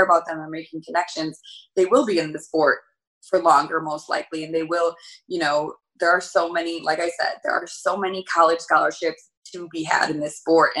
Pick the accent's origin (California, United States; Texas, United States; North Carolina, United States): California, United States; Elk Grove; I grew up in Elk Grove